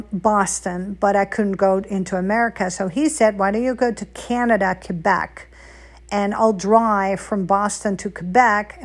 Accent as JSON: {"language": "English", "town": "Amsterdam", "region": "North Holland", "country": "Netherlands", "also_born_or_lived": "Hungary", "moved": "as an adult", "said": "I'm not American. I wish I was. I'm Dutch."}